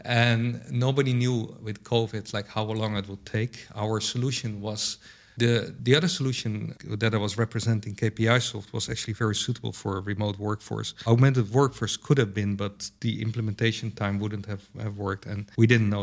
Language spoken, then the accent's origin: English; Netherlands; I'm from the Netherlands